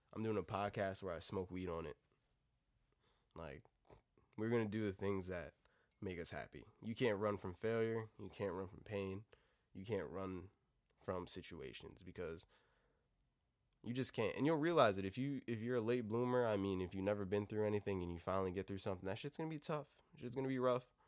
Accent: United States; Being fucking American

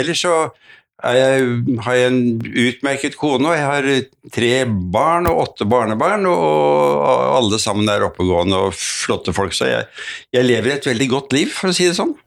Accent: Oslo, Norway; Født og vokst opp i Oslo

